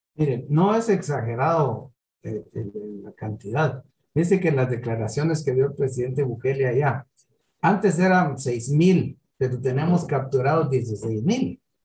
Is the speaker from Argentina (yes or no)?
no; Guatemala; Para nosotros como guatemaltecos